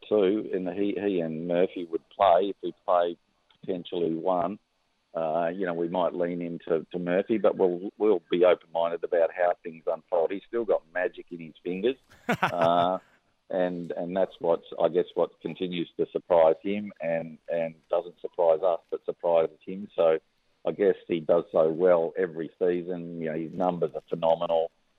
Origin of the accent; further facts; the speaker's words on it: Western Australia, Australia; also born or lived in Tasmania / New South Wales; now in Victoria, Australia; I'm an Australian cricket person. So. And with great memories from, you know, four states now. Started in WA, obviously, with my home. Tasmania, 14 years of wonderful opportunity. Same in Victoria, where home is now.